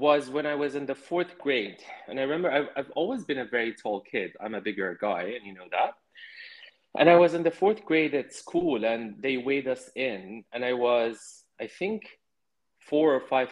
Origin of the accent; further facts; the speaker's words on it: Jordan; growing up in Jordan